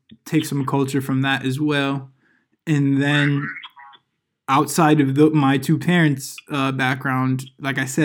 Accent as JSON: {"language": "English", "town": "Hartford", "region": "Connecticut", "country": "United States", "tie": "born or raised there", "said": "we come from Connecticut. Hartford, Connecticut area, to be specific"}